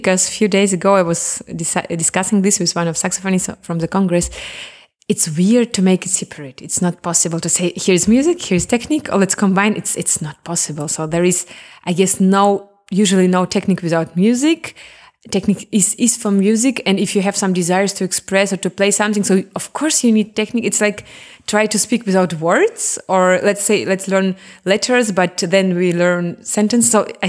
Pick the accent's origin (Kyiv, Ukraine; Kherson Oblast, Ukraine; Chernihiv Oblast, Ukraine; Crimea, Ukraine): Crimea, Ukraine; English is a second language; now in Germany; Because when I'm from Crimea, we have a lot of sun. We have really similar nature. When I came to Germany, no sun, a bit gray, too north. It was hard for me.